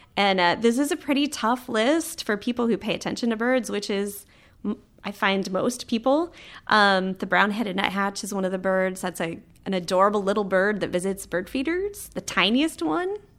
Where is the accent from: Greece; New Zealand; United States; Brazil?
United States; Florida; moved away; I grew up in Florida, where the birds are big, they're colorful